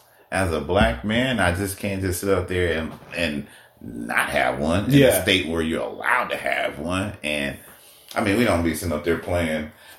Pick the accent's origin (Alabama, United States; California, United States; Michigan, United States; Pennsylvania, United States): California, United States; Oakland; also born or lived in Africa; Being, you know, I was born in Africa, but we moved to Oakland and then moved out here. But all my years, all my summers, all my holidays, everything was spent in Oakland.